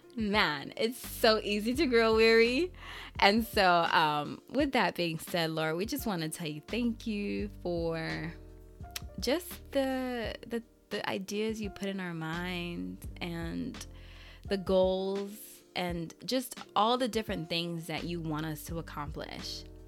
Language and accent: English; Haiti; I'm Haitian, so I just said it in Creole.